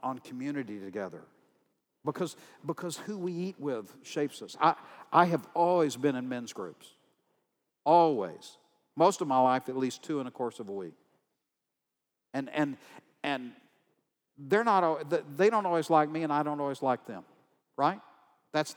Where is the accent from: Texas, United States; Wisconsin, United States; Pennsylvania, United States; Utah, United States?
Texas, United States; I'm from Texas